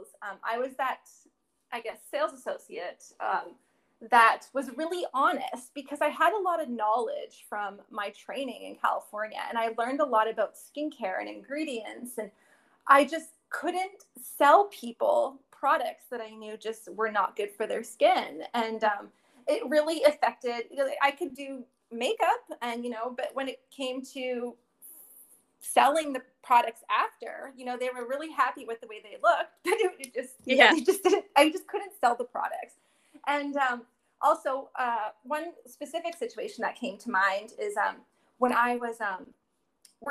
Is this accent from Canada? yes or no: yes; Windsor, Ontario, Canada; I'm actually from Windsor, Ontario